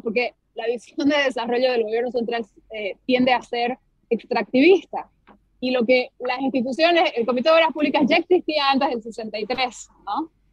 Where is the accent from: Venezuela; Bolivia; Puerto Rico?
Bolivia; como bolivianos